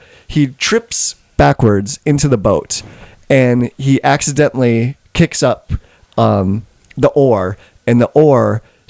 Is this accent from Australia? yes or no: no; Manitoba, Canada; I'm from Westman.